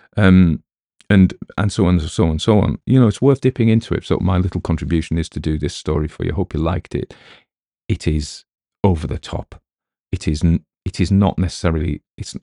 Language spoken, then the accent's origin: English; United Kingdom; we as British people